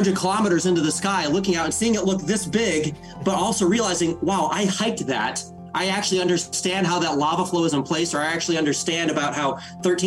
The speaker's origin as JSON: {"language": "English", "region": "South Central Michigan", "country": "United States", "tie": "born or raised there", "said": "I grew up in South Central Michigan in the mid to late 80s and into the 90s, of course. And, you know, grew up in rural Michigan"}